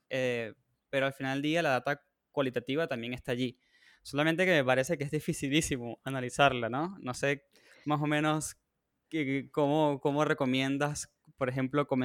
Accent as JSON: {"language": "Spanish", "country": "Venezuela", "said": "si sienten que yo lo argentino, no sé, la gente no sabe, pero yo soy de Venezuela también."}